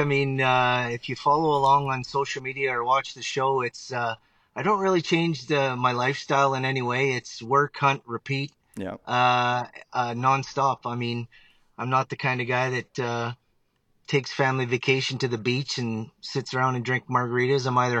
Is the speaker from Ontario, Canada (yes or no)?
yes; Ontario, Canada; I grew up in Northern Ontario. I now reside and have resided out in Alberta, Canada.